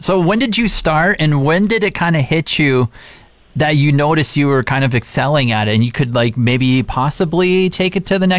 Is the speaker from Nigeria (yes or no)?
no; Regina, Saskatchewan, Canada; now in Fort McMurray, Canada; I grew up in Regina, Saskatchewan